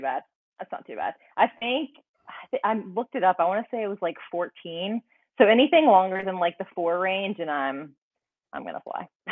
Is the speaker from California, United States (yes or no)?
no; North Carolina, United States; moved away as an adult; also born or lived in Calgary, Alberta, Canada; now in Austin, United States; I was born in North Carolina and then grew up there, trained there, and then I decided to move to Calgary.